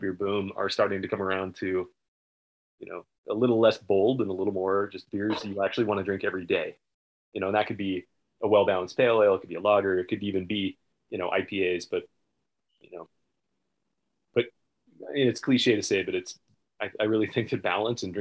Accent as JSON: {"language": "English", "area": "the Northwest", "region": "Pacific Northwest", "country": "United States", "tie": "born or raised there", "moved": "yes", "said": "I grew up in the Northwest."}